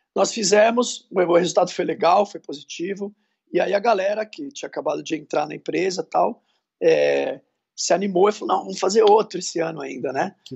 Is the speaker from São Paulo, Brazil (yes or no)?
yes; Santos, São Paulo, Brazil; now in São Paulo, Brazil; eu sou de Santos, mas moramos em São Paulo